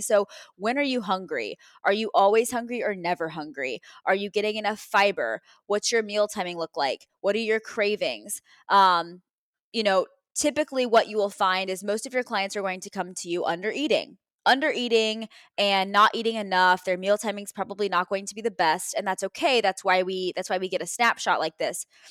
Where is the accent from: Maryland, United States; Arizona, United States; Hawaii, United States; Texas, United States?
Texas, United States; now in Cleveland, United States; I'm from Texas originally, right? So, my, my parents are out there